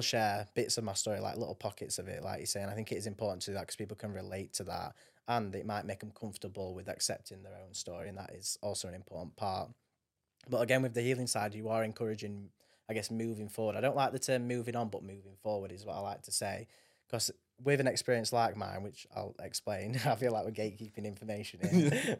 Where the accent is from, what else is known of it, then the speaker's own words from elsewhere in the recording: Doncaster, Yorkshire and the Humber, United Kingdom; born there; I was born in DRI in Doncaster Royal, you know, anything like that.